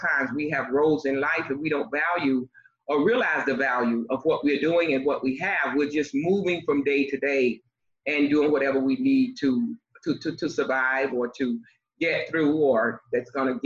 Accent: Miami, Florida, United States; also born or lived in North Carolina; Originally, I was born in North Carolina, and of course, my mom moved me to Miami at the age of 2, from my understanding, because I don't remember. But I was raised in Miami

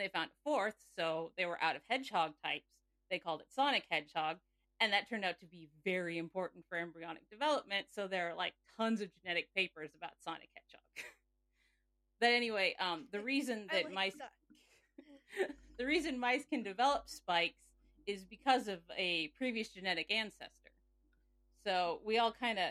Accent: Nebraska, United States; I am from Nebraska

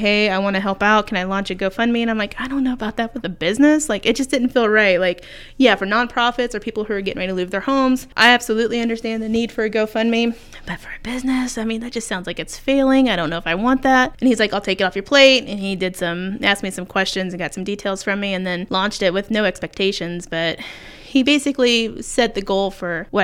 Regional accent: Mooresville, Indiana, United States; also born or lived in Fishers, Indiana; now in Muncie, United States; I went to Mooresville High School, so just southwest of Indianapolis

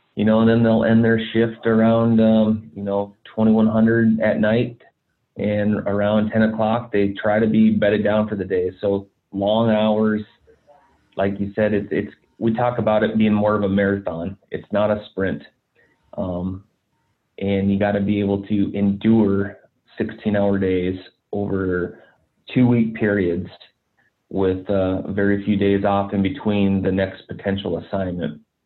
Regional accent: Black Hills, South Dakota, United States; I grew up in the Black Hills uh, National Forest in South Dakota

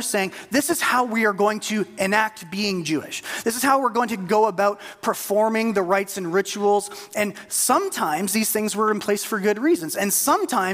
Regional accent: Canada; as a Canadian

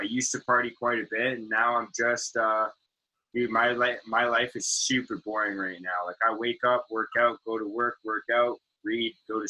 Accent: Richmond, British Columbia, Canada; I loved growing up in Richmond, man. Growing up in Richmond was so sick.

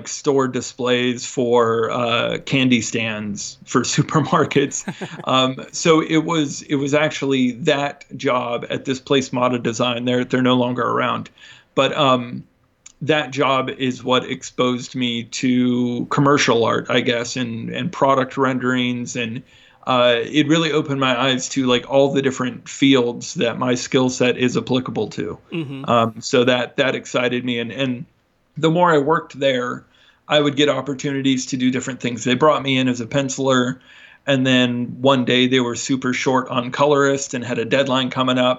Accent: near San Francisco, California, United States; moved away as an adult; also born or lived in New Jersey; I grew up kind of near San Francisco

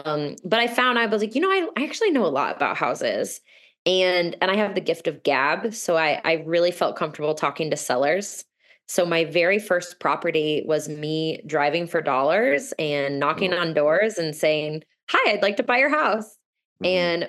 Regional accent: Midwest, United States; I am originally from the Midwest and I invest in the Midwest.

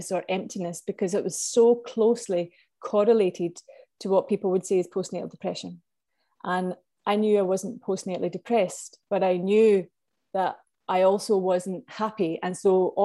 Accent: Scotland, United Kingdom; moved away as an adult; also born or lived in Vietnam; now in Ireland; I'm from Scotland, and I've lived in Ireland now since 15 years almost

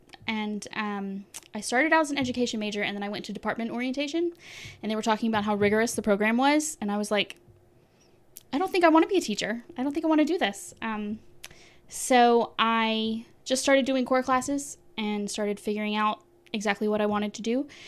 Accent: Tampa, Florida, United States; born there; I was born in Tampa, Florida, which is kind of in the middle, well, on the halfway down the peninsula on the Gulf Coast side.

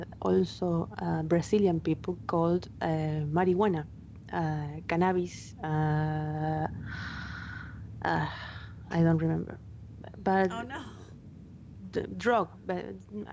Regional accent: Argentina; first language Spanish; English is a second language; Those were the TV shows that we got here in Argentina. I learned English watching

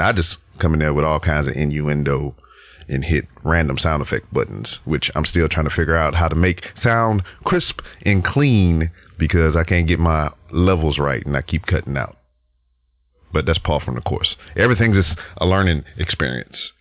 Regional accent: Lake Charles, Louisiana, United States; moved away; I'm here in my hometown of Lake Charles, Louisiana.

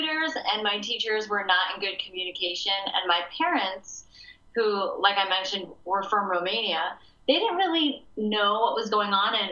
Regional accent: Chicago, Illinois, United States; moved away as an adult; also born or lived in California; I moved away from Chicago all the way to California for school

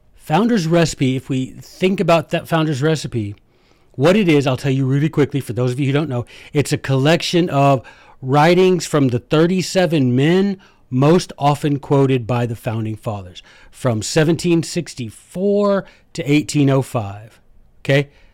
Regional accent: United States; I am an American

